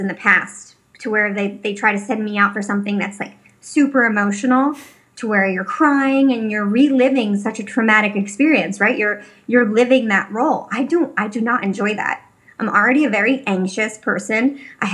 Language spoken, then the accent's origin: English; Philadelphia, Pennsylvania, United States; moved away as an adult; now in Los Angeles, United States; I'm from Northeast Philadelphia, where like majority of my friends have, or people that I went to high school